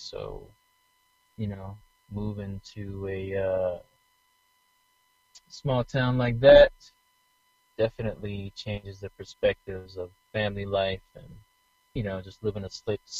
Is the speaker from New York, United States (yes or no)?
no; Baltimore, Maryland, United States; moved away as an adult; also born or lived in Washington, D.C. / Bedford, Virginia; now in California, United States; I'm from D.C. and Baltimore. You know, I usually say both because I was born in D.C., but I was raised in Baltimore and spent most of my life in Baltimore and also Virginia.